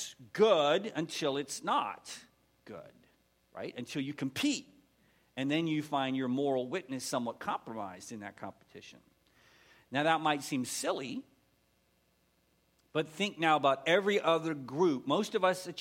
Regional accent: Erie, Pennsylvania, United States; moved away as an adult; now in Texas, United States; I grew up in Pennsylvania

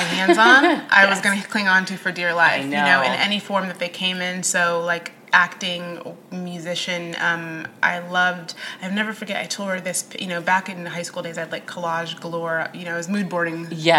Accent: Midwest, United States; also born or lived in Oklahoma; I grew up, I mean, my parents are Kenyan, but I was born in Oklahoma. We moved around a lot, and we were not Army brats. That's everyone's second question. I grew up mainly in the Midwest.

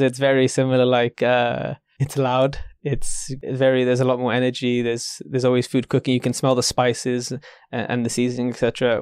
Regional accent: London, United Kingdom; maybe I'm just a Londoner

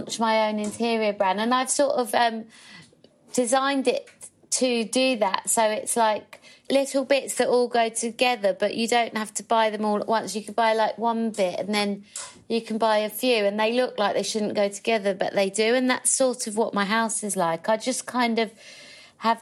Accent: London, United Kingdom; I grew up in Hackney in a street that was mainly council houses

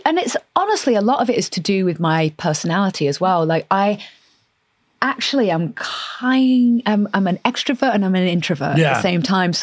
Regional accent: Oldham, North West England, United Kingdom; moved away; also born or lived in Manchester; I grew up in Northern England, I grew up in a very sort of, you know, working class, tough Northern family.

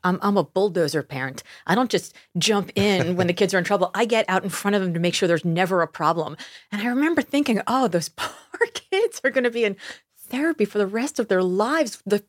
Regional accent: Miami, Florida, United States; moved away as an adult; also born or lived in Austin; I grew up in Miami.

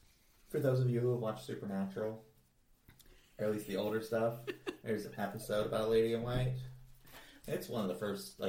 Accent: Lake Lanier, Georgia, United States; the lake that I grew up

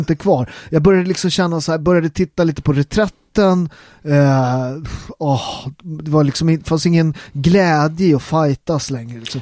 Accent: Italy; now in Sweden; jag var italienare från början, jag är ju svensk medborgare nu

